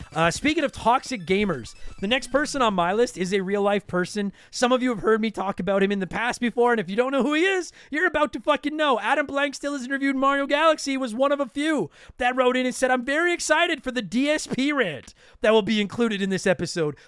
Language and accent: English; Canada; I'm Canadian